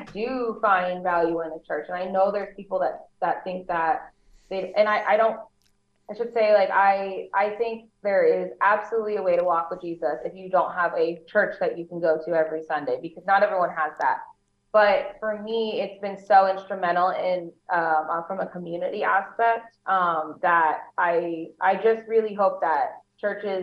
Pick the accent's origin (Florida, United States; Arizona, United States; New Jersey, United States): Arizona, United States; Phoenix; also born or lived in Los Angeles / Orange County / San Diego; now in Las Vegas, United States; I grew up in Phoenix